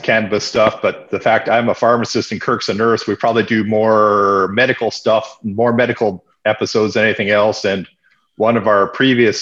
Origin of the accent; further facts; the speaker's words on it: Dauphin, Manitoba, Canada; I'm from Dauphin, Manitoba, Canada